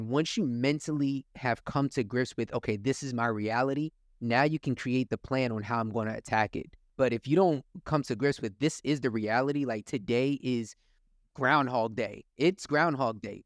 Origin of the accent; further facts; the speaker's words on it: Willingboro, New Jersey, United States; Willowboro is the town that I grew up